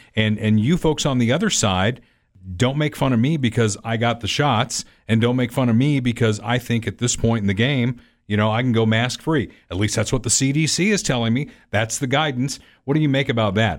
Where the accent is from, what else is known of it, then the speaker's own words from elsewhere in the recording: Evansville, Indiana, United States; moved away as an adult; also born or lived in Hartford, Connecticut; now in Kansas City, United States; I grew up in Evansville, Indiana, which is one of the friendliest communities in the world